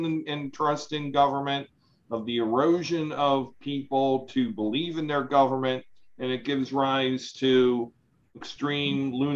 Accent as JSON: {"language": "English", "area": "Howard County", "region": "Maryland", "country": "United States", "tie": "born or raised there", "said": "we grew up here in Howard County"}